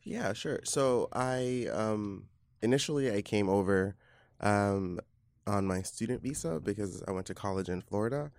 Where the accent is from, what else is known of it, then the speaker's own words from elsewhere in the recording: Belize; moved away as an adult; now in New York, United States; I'm from Belize in Central America, and I've been living in New York off and on